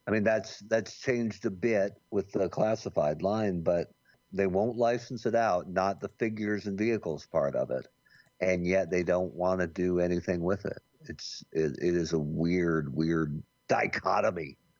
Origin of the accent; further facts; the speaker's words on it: Bend, Oregon, United States; also born or lived in Jamestown, New York; I grew up in Bend, Oregon